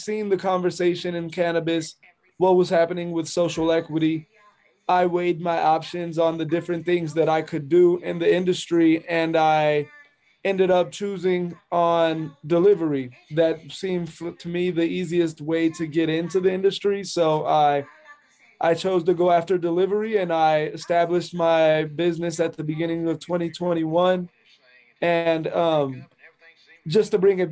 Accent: Colorado Springs, Colorado, United States; now in Denver, United States; I'm born and raised in Colorado Springs, Colorado, which is 2 hours outside of Denver

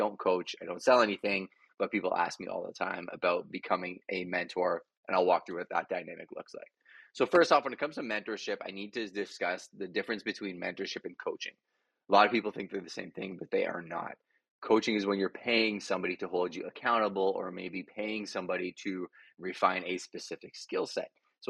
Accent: Montreal, Quebec, Canada; now in London, Canada; So I came from Montreal to London, Ontario, ended up as a bouncer, 155 pounds soaking wet

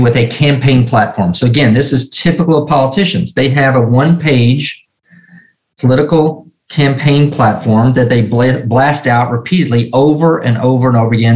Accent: Nashville, Tennessee, United States; growing up in Nashville, Tennessee

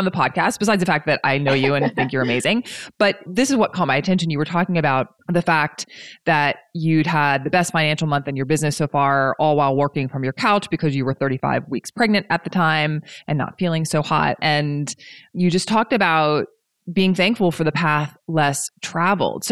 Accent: East Coast, United States; moved away; We're both from the East Coast

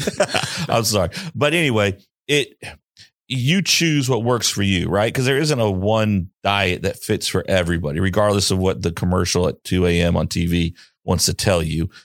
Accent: the South, United States; I'm from the South. We don't really get snow like

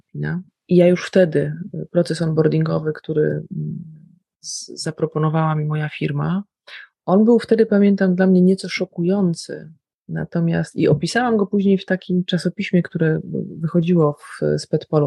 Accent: Białystok, Podlaskie Voivodeship, Poland; moved away; przyjechałam do domu i w białym stoku moim rodowitym mieście

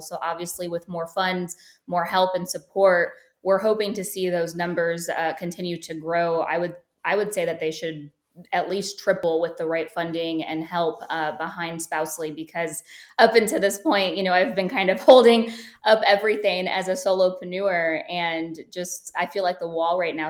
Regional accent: Medina, Ohio, United States; moved away as an adult; also born or lived in South Florida; born and raised in a small town in Ohio, it's called Medina, Ohio.

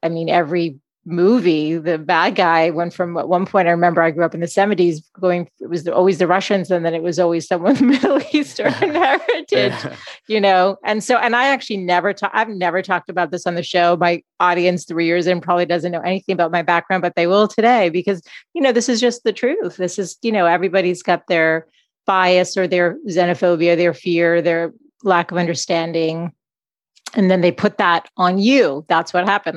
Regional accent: Boston, Massachusetts, United States; I grew up in Boston

